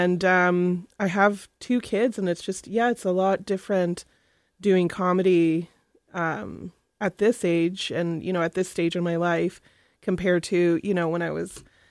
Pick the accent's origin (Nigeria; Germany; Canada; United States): Canada; Winnipeg, Manitoba; also born or lived in Kuchiching First Nation, Ontario; my family moved to Winnipeg when my parents left the res, and I was brought up in, like, I was grew up in Winnipeg, but I'm from Kuchiching.